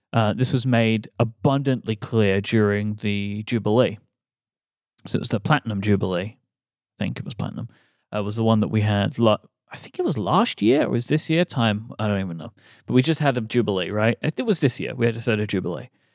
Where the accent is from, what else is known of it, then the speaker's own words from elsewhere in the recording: United Kingdom; moved away; as a British person